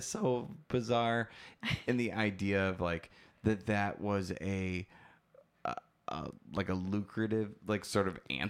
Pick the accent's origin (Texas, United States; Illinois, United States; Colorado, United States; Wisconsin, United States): Wisconsin, United States; I'm from Wisconsin.